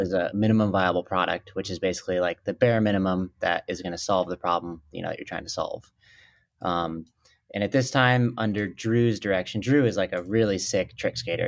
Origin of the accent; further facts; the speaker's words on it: Minnesota, United States; also born or lived in Colorado Springs, Colorado; I was born in Colorado Springs, but, uh, when I was four, uh, my family moved to Minnesota